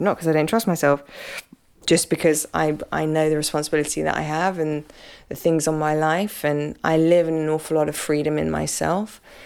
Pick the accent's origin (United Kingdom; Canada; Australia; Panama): United Kingdom; I'm British.